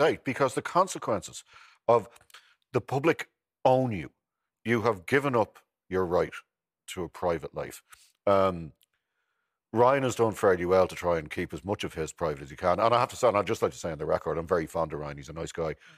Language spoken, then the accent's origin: English; Ireland